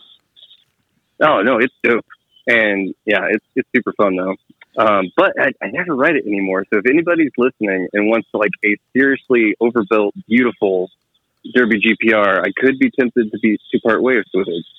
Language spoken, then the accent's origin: English; Texas, United States; now in Kansas City, United States; I grew up in Texas and I live in Kansas City now